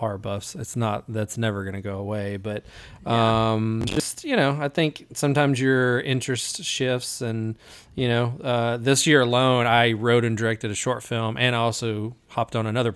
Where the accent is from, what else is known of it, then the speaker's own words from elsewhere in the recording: Jackson, Tennessee, United States; Jackson, my hometown